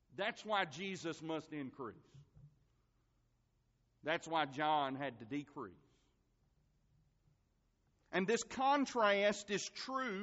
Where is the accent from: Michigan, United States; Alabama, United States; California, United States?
Alabama, United States; Marengo County; I'm from Marengo County